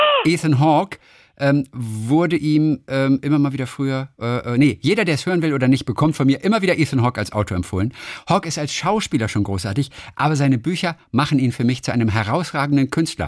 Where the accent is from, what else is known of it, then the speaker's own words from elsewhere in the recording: Lübeck, Schleswig-Holstein, Germany; Lübeck, das ist ja meine Heimatstadt